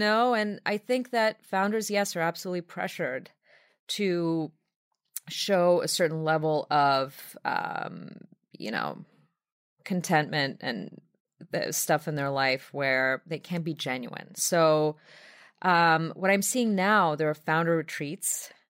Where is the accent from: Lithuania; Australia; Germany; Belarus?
Belarus; now in New York, United States; my native Belarus